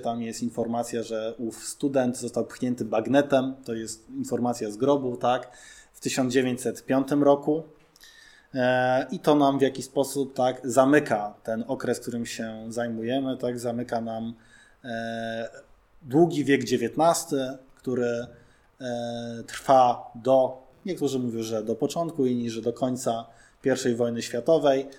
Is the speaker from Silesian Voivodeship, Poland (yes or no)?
no; Warsaw, Masovian Voivodeship, Poland; my jakby warszawiacy tacy jesteśmy